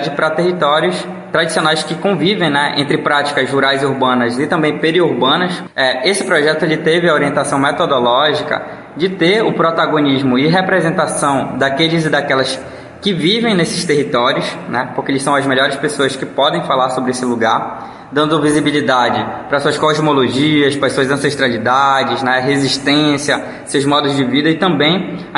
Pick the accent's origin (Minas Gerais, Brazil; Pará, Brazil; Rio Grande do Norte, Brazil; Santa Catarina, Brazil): Pará, Brazil; Santarém; sou aqui de Santarém do Pará. Moro com a minha família lá no bairro do Mapiri. Eu tenho muito orgulho do lugar que eu nasci.